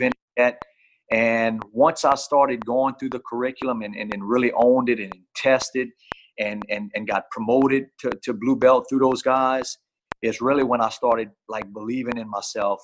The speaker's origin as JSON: {"language": "English", "region": "Louisiana", "country": "United States", "said": "I'm from Louisiana."}